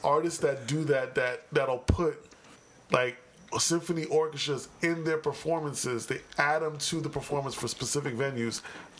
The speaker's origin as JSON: {"language": "English", "area": "Long Island", "region": "New York", "country": "United States", "said": "Because I'm from Long Island, by default, I got to claim Queens."}